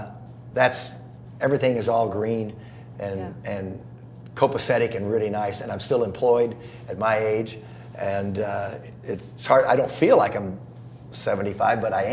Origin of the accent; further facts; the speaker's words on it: Southern California, United States; also born or lived in South Carolina / Georgia; I grew up in Southern California